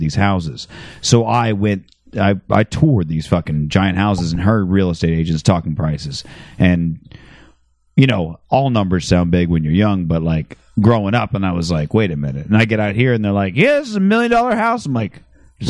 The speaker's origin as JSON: {"language": "English", "town": "Phoenix", "region": "Arizona", "country": "United States", "tie": "born or raised there", "said": "growing up in Phoenix"}